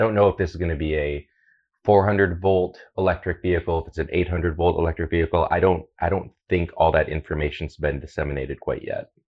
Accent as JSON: {"language": "English", "town": "Toledo", "region": "Ohio", "country": "United States", "tie": "born or raised there", "also_born_or_lived": "Seattle", "said": "Growing up in Toledo"}